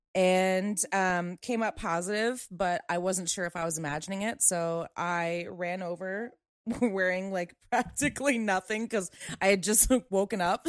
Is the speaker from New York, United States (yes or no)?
no; Maryland, United States; moved away; I'm from Maryland. I have family back there